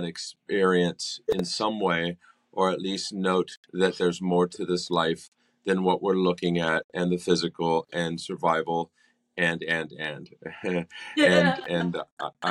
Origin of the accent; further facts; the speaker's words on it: California, United States; moved away as an adult; I grew up in California and I moved down here when I was 23